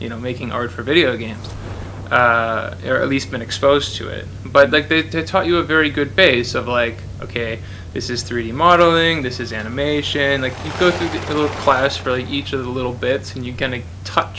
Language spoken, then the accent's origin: English; Minnesota, United States; I'm from Minnesota